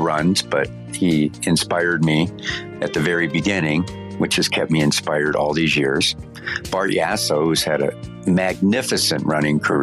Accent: Erie, Pennsylvania, United States; now in Denver, United States; my hometown of Erie, Pennsylvania, in Harbor Creek, a suburb

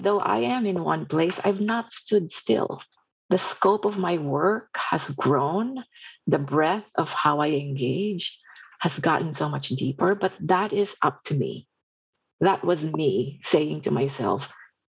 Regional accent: Philippines; moved away; I was born and raised in the Philippines

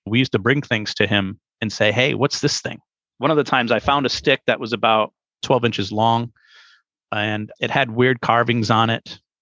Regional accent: Pawtucket, Rhode Island, United States; I ended up growing up in Pawtucket, Rhode Island.

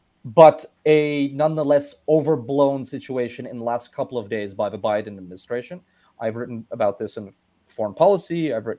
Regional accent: New York City, New York, United States; moved away as an adult; also born or lived in Tashkent, Uzbekistan / Moscow, Russia / France; I was born in Tashkent. I lived there until I was about 3-4 years old. I spent my childhood in Moscow. Then I grew up in New York City. I am a Brooklynite. I wound up moving to France in my early 20s to study.

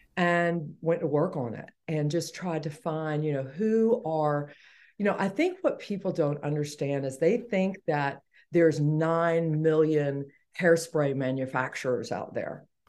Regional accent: Atlanta, Georgia, United States; born and raised in Atlanta, Georgia

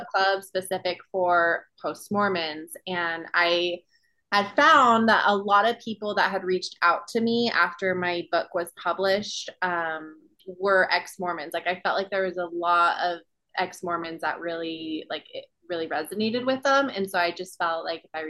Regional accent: Provo, Utah, United States; also born or lived in Hawaii; I grew up in Provo, Utah. I was born and raised there.

